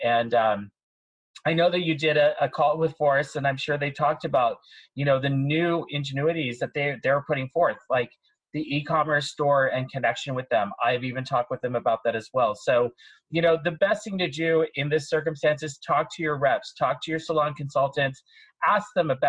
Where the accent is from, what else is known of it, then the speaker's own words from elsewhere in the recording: San Francisco, California, United States; also born or lived in Spokane; now in New York, United States; I was born in Spokane, Washington, military family moved all over. But San Francisco really was, you know, when I was a child, I was there, moved away, came back when I was 21, and really was part of my big formative years in my life.